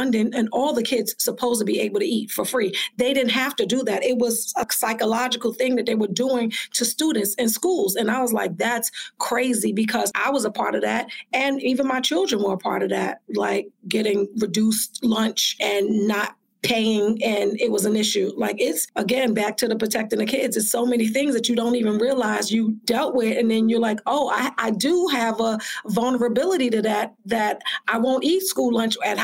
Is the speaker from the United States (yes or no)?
yes; New York City, New York, United States; also born or lived in North Carolina; I grew up in East New York